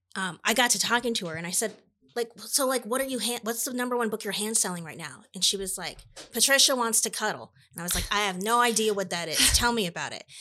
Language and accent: English; Iowa, United States; I'm from Iowa